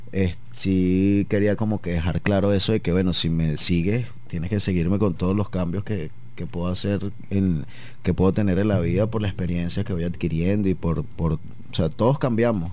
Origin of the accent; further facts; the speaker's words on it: Caracas, Capital District, Venezuela; moved away as an adult; now in Medellín, Colombia; Nosotros en Caracas que tenemos a La Guaira ahí como a 30 minutos